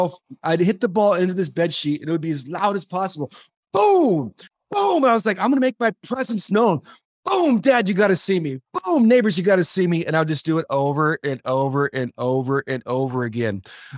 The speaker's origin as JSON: {"language": "English", "region": "California", "country": "United States", "tie": "born or raised there", "said": "Dodger Stadium growing up in Southern California."}